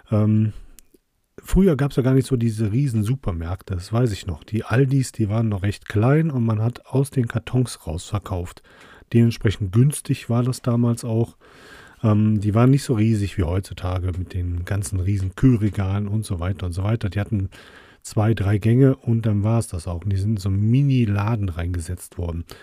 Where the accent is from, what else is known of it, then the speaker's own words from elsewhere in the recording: Krefeld, North Rhine-Westphalia, Germany; Das war damals äh, das Massa, so hieß das bei uns in der Nähe in St. Tönis. Dann gab es einen Divi bei uns in Krefeld